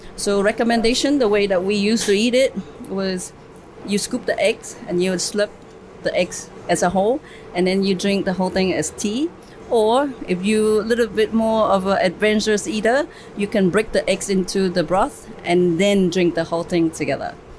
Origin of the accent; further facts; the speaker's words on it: Vietnam; now in Singapore; growing up in Vietnam at the time